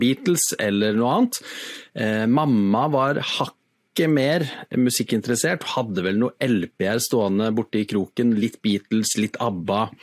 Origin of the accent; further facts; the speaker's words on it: Sandefjord, Vestfold, Norway; now in Sørlandet, Norway; har jo vokst opp i Sandefjord